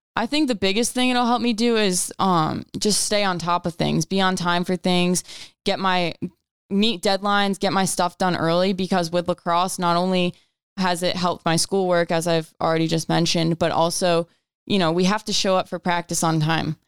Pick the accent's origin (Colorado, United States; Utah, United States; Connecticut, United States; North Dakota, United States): Connecticut, United States; I grew up in Connecticut